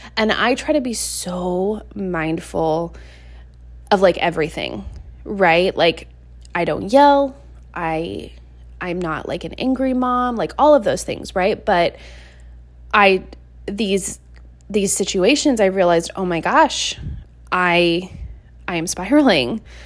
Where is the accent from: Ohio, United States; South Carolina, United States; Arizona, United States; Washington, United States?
Washington, United States; Seattle; moved away as an adult; now in Montana, United States; I left my hometown of Seattle, Washington, and I moved over to Montana